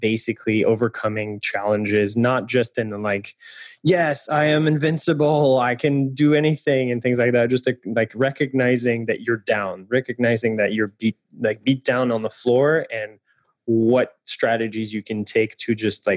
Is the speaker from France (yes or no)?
yes; France; moved away; I'm French, and I come from France